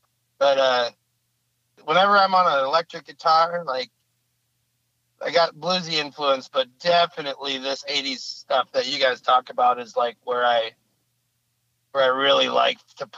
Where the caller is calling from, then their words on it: Utah, United States; I'm probably like 10 miles south of Ogden.